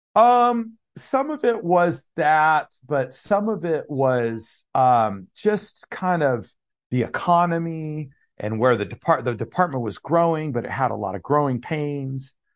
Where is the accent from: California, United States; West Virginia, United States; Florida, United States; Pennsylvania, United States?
California, United States; Monterey Bay area; also born or lived in Gilroy, California; Grew up in the Monterey Bay area